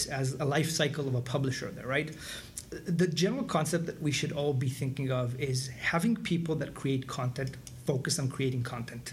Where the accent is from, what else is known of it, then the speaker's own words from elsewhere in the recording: Israel; moved away as an adult; I'm originally from Israel, and it was part of IDF, the military